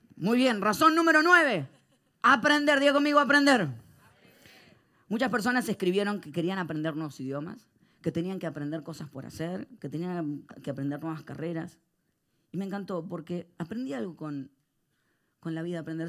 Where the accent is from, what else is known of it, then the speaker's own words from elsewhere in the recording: Argentina; soy argentino